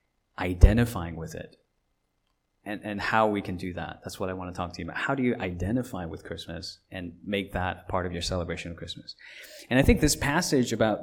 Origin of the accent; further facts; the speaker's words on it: Los Angeles, California, United States; I was growing up in California as a teenager in Los Angeles when I was not yet a citizen of this country